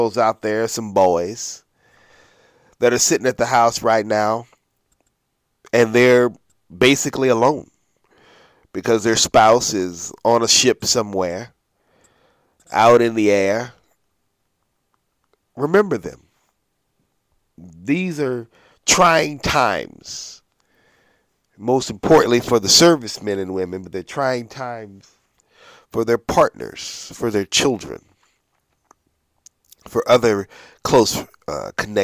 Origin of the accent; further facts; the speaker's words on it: Norfolk, Virginia, United States; We come from Norfolk, at least I do.